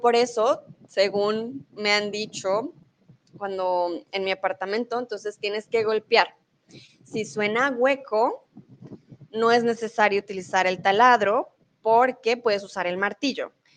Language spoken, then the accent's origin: Spanish; Colombia; moved away as an adult; also born or lived in Mexico; now in Germany; Yo soy de Colombia, soy tutora de español